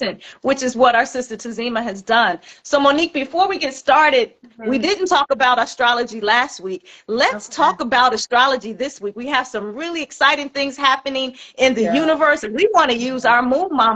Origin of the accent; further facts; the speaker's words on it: Chicago, Illinois, United States; moved away; all the way from Chicago, my hometown.